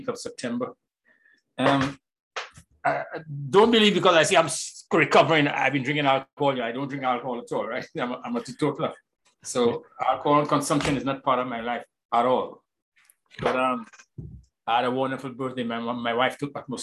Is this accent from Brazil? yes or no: no; Castries, St. Lucia; I grew up in the middle of Castries